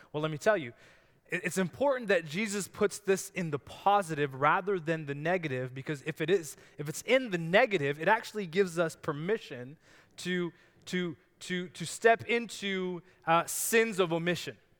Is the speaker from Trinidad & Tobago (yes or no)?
no; Canada